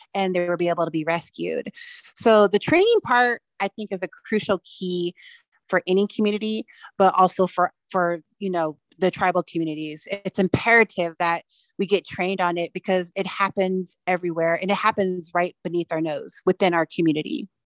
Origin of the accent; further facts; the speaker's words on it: Wind River Reservation, Wyoming, United States; also born or lived in Standing Rock Sioux (Hunkpapa Lakota affiliation); my tribal affiliations are the Northern Arapaho tribe here at the Wind River Reservation.